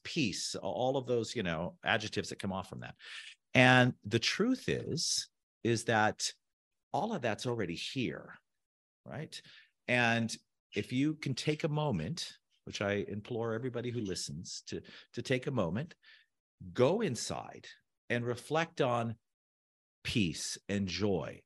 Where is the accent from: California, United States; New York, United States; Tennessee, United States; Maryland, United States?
California, United States; Orange County, Southern; moved away; also born or lived in South Beach, Miami; I grew up in Southern California in the O C.